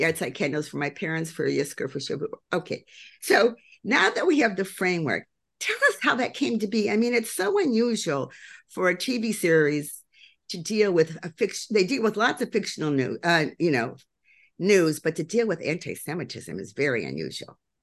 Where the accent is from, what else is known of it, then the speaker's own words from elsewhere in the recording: Elgin, Illinois, United States; I grew up in the Midwestern town of Elgin, Illinois